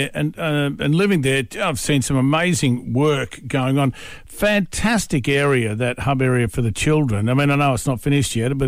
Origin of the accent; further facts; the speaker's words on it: George Town, Tasmania, Australia; my hometown, Georgetown